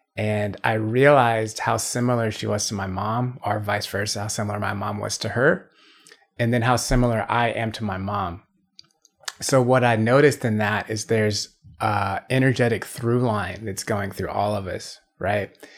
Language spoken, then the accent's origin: English; Atlanta, Georgia, United States; I'm from Atlanta